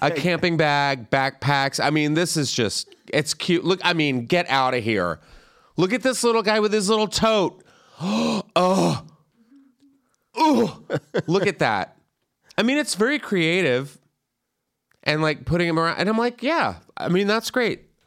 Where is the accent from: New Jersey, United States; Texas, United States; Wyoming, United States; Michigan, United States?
Texas, United States; San Antonio; my hometown is in the news this Valentine's Day. And it's not because of their delicious foods. or the beautiful downtown San Antonio Riverwalk